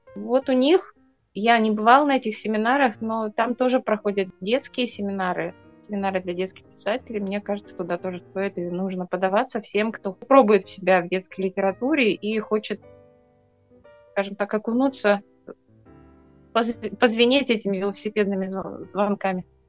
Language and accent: Russian; Arkhangelsk Oblast, Russia; мой родной край, Архангельская область